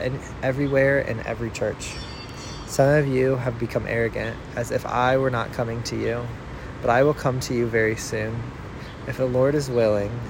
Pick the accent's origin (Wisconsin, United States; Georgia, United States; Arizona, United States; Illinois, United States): Illinois, United States; Central; now in Nashville, United States; a person born and raised in Central Illinois, now reading from Nashville, Tennessee